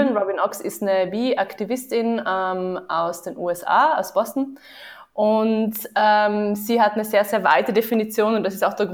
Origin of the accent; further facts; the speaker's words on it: Vienna, Austria; moved away as an adult; now in Tübingen, Germany; Ja, ich komme auch aus Wien, mhm. genau. Ähm, ich habe auch in Wien studiert.